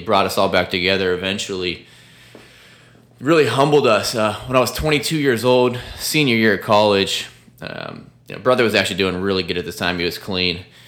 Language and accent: English; Sarasota, Florida, United States; my hometown of Sarasota, Bradenton, Florida